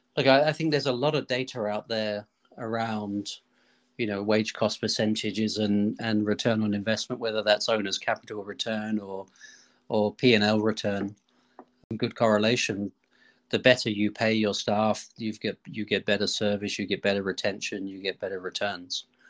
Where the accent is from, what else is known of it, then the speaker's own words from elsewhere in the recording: Australia; moved away; where I grew up in Australia